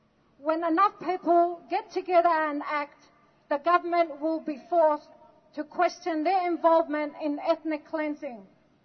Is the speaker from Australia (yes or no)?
yes; Australia; also born or lived in Lebanon; I was born in Lebanon and I lived my life in Australia.